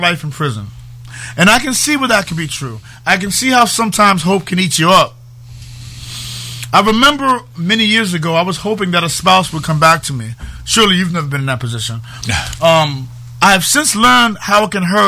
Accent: New York City, New York, United States; New York City is my hometown

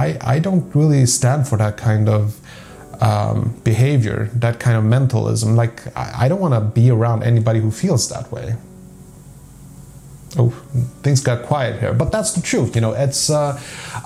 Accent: Sweden; also born or lived in Poland; I grew up in a very segregated suburb, okay, where like 90%, you know, I'm from Sweden

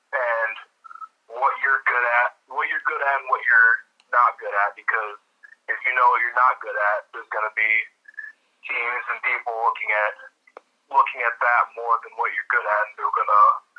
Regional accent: Illinois, United States; I would always say it's Northwestern was literally a 10-minute drive away, and we'd go see some games live and see some on TV

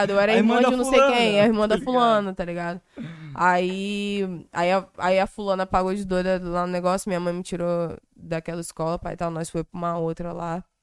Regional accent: Cariacica, Espírito Santo, Brazil; born there; rolou um evento aonde, no, na cidade que eu nasci, em Cariacica, tá ligado?

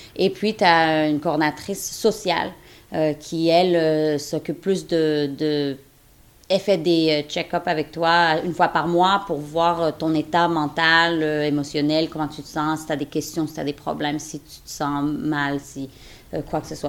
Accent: Quebec, Canada; now in Indiana, United States; je suis canadienne de Québec, mais j'habite euh, en Indiana, aux États-Unis

